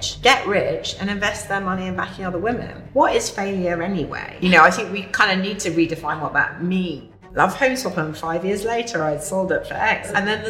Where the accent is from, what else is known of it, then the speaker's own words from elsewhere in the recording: Yorkshire and the Humber, United Kingdom; So I grew up in Yorkshire, which mm-hmm. you wouldn't gather anymore